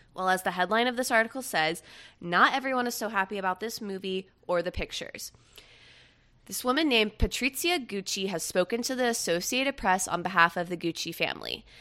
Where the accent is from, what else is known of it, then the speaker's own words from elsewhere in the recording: Melbourne, Florida, United States; also born or lived in Jacksonville, Florida / Jacksonville Beach, Florida; now in West Palm Beach, United States; I'm originally from the East Coast of Central Florida, and now I live on the East Coast of South Florida. I was born in Jacksonville